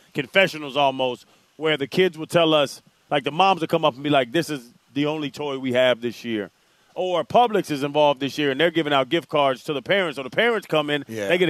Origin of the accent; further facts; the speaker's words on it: Atlanta, Georgia, United States; now in South Florida, United States; you know, I'm not from South Florida. I'm an Atlanta guy, but I am now a Davy person. I'm a South Florida dude.